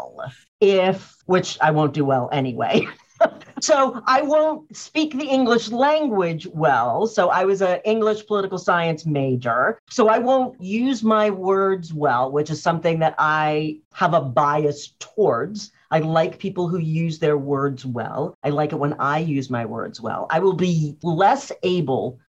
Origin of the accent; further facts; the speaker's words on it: Cambridge, Massachusetts, United States; I didn't grow up in Boston. I grew up in Cambridge